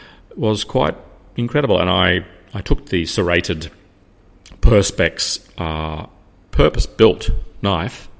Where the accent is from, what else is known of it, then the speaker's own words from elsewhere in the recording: Australia; being Australian